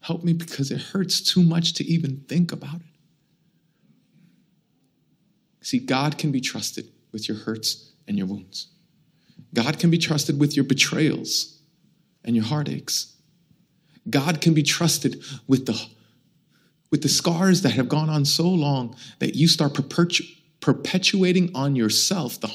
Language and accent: English; New York City, New York, United States; I'm born and raised in Brooklyn. I'm Puerto Rican. It wasn't as nice like this when I grew up here